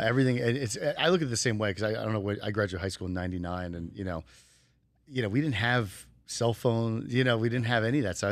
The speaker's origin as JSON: {"language": "English", "region": "New Jersey", "country": "United States", "tie": "born or raised there", "moved": "yes", "lives_now": "Las Vegas, United States", "said": "I grew up in the East Coast of New Jersey"}